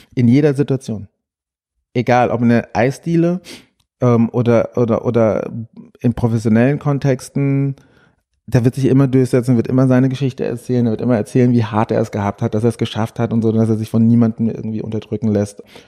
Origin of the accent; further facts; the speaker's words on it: Frankfurt am Main, Hesse, Germany; Ich habe im Frankfurter Ostend gewohnt. Dort bin ich auch groß geworden